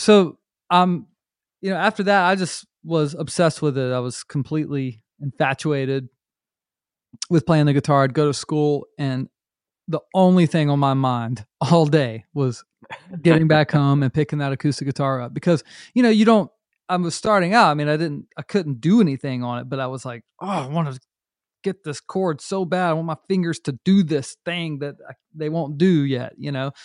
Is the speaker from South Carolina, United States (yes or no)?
yes; North Myrtle Beach, South Carolina, United States; also born or lived in Charlotte, North Carolina; I grew up in North Myrtle Beach, uh, South Carolina